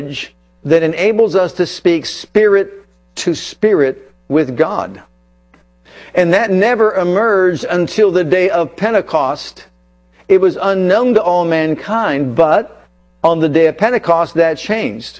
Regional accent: United States; first language English; I grew up in America.

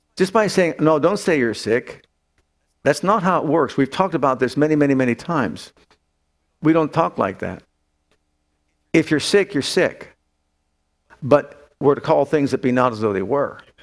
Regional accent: Youngstown, Ohio, United States; moved away; when I lived in Youngstown, when I grew up in Youngstown

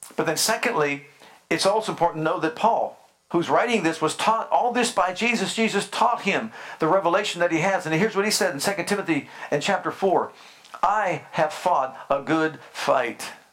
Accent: Youngstown, Ohio, United States; I grew up in Youngstown, Ohio

